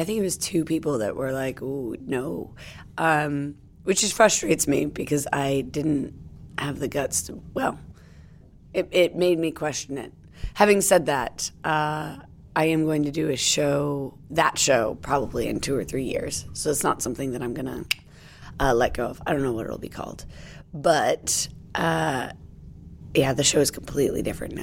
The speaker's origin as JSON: {"language": "English", "country": "United States", "moved": "yes", "lives_now": "United Kingdom", "said": "I'm American"}